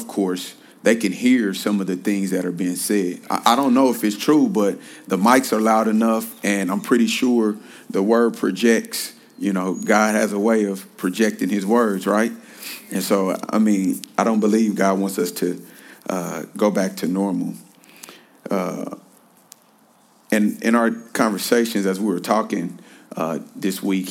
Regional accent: Kansas City, Missouri, United States; now in Los Angeles, United States; I am born and raised in Kansas City. I am still a Kansas City boy

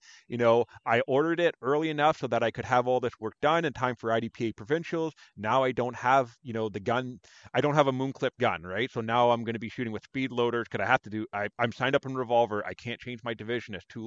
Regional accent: Canada; we're Canadian

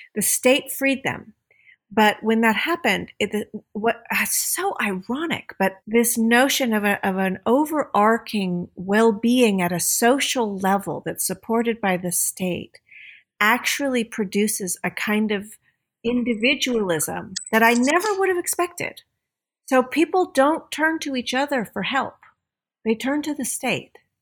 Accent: United States; moved away as an adult; I grew up as an American kid

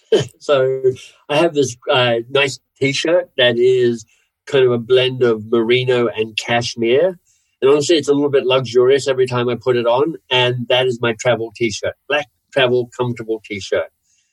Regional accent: Canada; also born or lived in Australia; Partly I'm a Canadian, so I'm not even sure I get to kind of – Canadian/Australian.

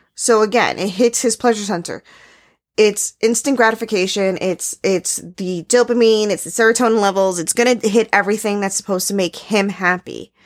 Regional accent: New York City, New York, United States; I grew up in New York City

